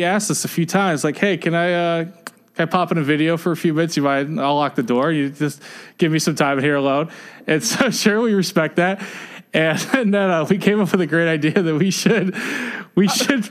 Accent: the South, United States; also born or lived in Midwest; now in Washington, DC, United States; I'm not from the East Coast. I'm from the South

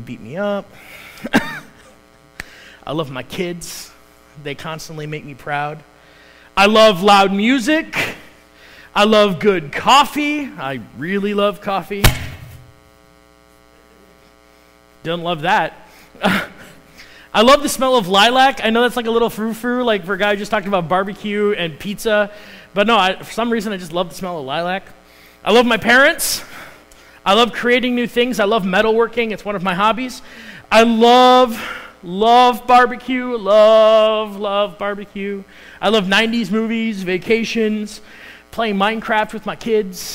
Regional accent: Chicago, Illinois, United States; accent: Chicago; moved away; I'm originally from Chicago. I grew up in the Chicago suburbs

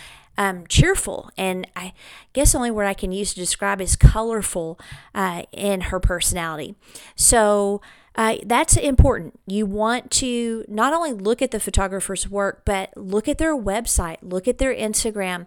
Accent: Clovis, New Mexico, United States; here in my hometown of Clovis, New Mexico

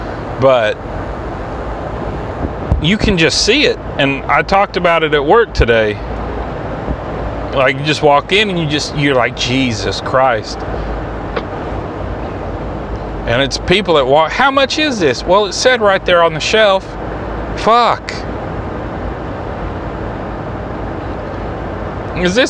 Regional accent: Mohawk, United States; moved away; I'm not from here. I'm from Mohawk.

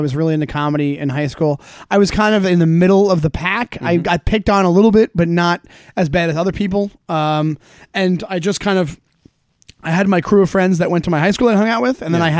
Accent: Long Island, New York, United States; I grew up in Long Island.

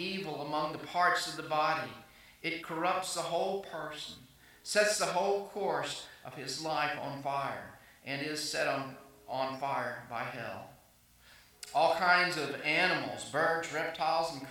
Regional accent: South Arkansas, United States; moved away as an adult; also born or lived in Waxahachie, Texas / South Carolina / Jackson, Mississippi / Florida; now in Texas, United States; I grew up in South Arkansas

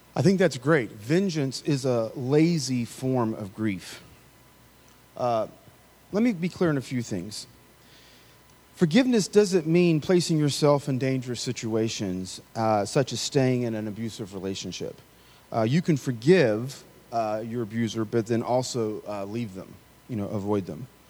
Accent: the South, United States; I grew up in the South

